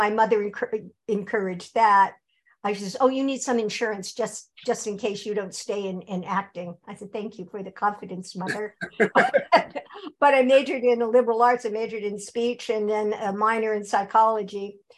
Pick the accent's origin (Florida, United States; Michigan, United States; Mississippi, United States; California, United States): California, United States; Long Beach; born there; So I was born in Long Beach, California.